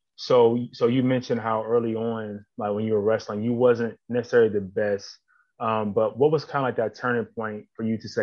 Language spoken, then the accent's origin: English; Plum, Pennsylvania, United States; I'm from Plum as well